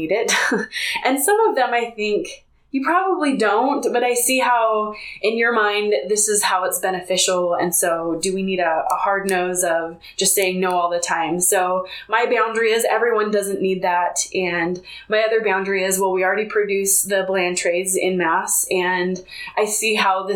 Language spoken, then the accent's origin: English; Bay Area, California, United States; now in Utah, United States; I grew up in the Bay Area, California, and they are very liberal out there.